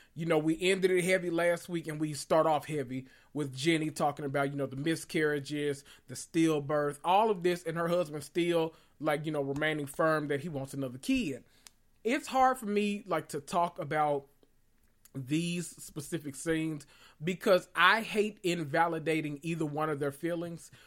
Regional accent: Memphis, Tennessee, United States; I'm from Memphis

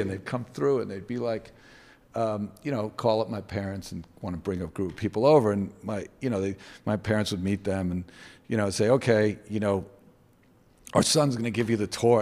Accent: New York, United States; We grew up in New York in the, um, early seventies

